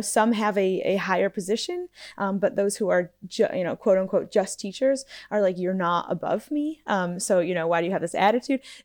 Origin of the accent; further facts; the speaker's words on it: United States; moved away; being an American, um, abroad